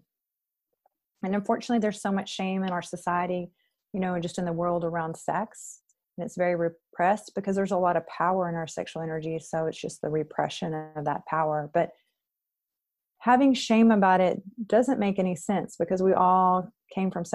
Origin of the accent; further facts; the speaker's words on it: Texas, United States; I was born and raised in Texas